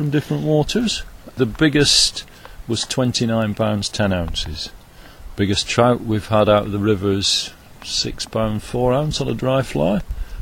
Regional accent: Oswaldtwistle, North West England, United Kingdom; also born or lived in Lake District; I was brought up in Oswaldwistle

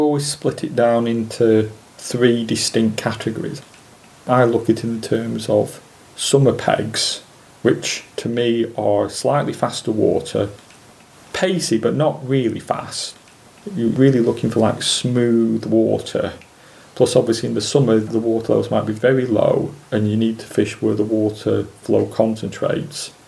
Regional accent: Preston, North West England, United Kingdom; I was born in Preston in 1961

